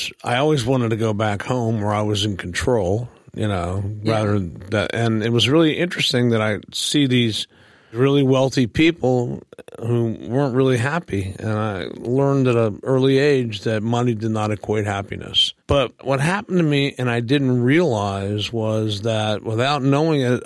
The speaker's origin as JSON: {"language": "English", "town": "Cincinnati", "region": "Ohio", "country": "United States", "tie": "born or raised there", "also_born_or_lived": "Chicago, Illinois", "moved": "yes", "said": "I grew up in Cincinnati, Ohio, and in Chicago, Illinois"}